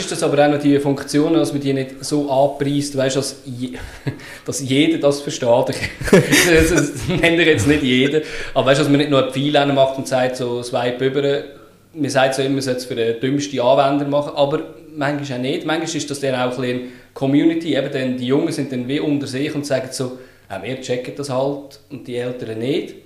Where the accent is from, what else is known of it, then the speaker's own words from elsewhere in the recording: Lucerne, Switzerland; Ich bin geboren und aufgewachsen in Luzern, bin 35